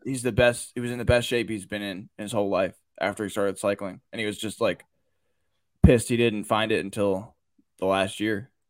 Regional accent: Baltimore, Maryland, United States; I'm from the Baltimore area, I mean, I've, like, growing up, everyone had a Ray Lewis jersey

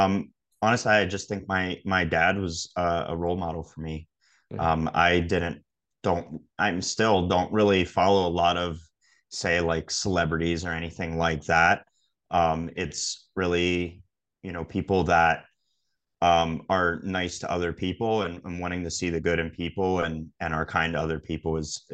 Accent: Harrisburg, Pennsylvania, United States; I think in Harrisburg, or the area around Harrisburg, it's more suburban. So you have, in a lot of ways, like that slower pace, more of a up and coming area

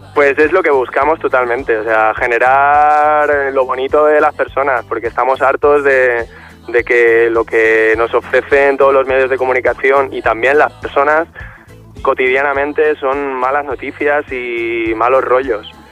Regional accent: Valencian Community, Spain; venimos desde Valencia

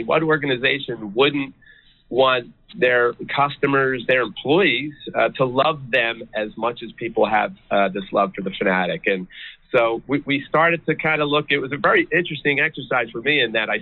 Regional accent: just outside of Philadelphia, Pennsylvania, United States; I was born and raised just outside of Philadelphia.

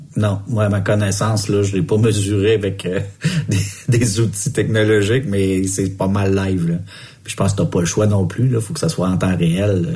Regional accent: Montreal, Quebec, Canada; je viens de Montréal moi aussi

